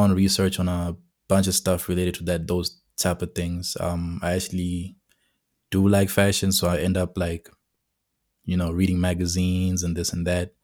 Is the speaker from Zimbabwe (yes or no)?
yes; Masvingo, Zimbabwe; now in Pretoria, South Africa; I'm from Zimbabwe, from Mashingo to be specific, and basically I am currently in South Africa, in Pretoria.